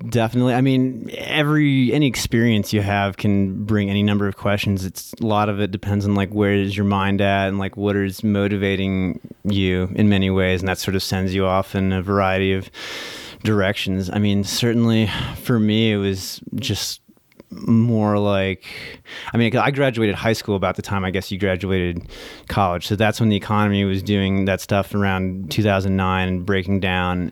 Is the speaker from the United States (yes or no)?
yes; Lexington, Virginia, United States; also born or lived in New Jersey; I was born in New Jersey, but I only lived there for, like, two years, but then I pretty much grew up in rural Virginia, Lexington